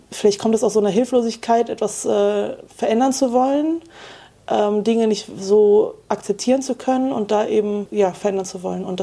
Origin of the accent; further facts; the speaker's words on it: Wuppertal, North Rhine-Westphalia, Germany; in meiner Heimat Wuppertal gab es das Medienprojekt Wuppertal